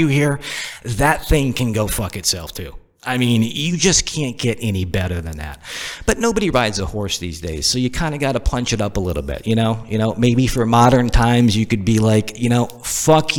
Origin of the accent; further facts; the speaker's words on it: Northeast, United States; moved away as an adult; also born or lived in the South (US); now in Southern United States; I'm from the Northeast. And of course, when you're born and raised in the Northeast and you've only lived in the South for a couple years